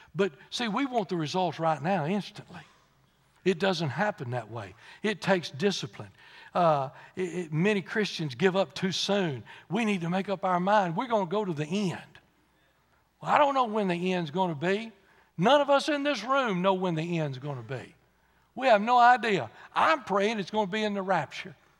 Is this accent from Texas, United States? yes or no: yes; Texas, United States; I said, "Texas."